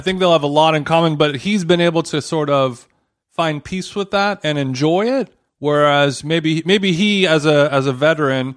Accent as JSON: {"language": "English", "town": "Huntington Beach", "region": "California", "country": "United States", "said": "I'm from Huntington Beach"}